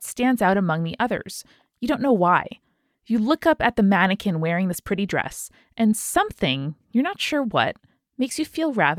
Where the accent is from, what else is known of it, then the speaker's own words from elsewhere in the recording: Chihuahua, Mexico; English is a second language; I live in Chihuahua, Chihuahua, Mexico. I would like to share with you an urban legend from my hometown.